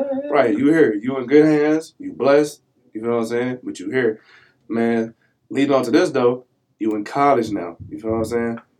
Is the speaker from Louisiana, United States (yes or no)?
yes; New Orleans, Louisiana, United States; I ain't from no foreign country. I'm from New Orleans, Louisiana, 504 in the building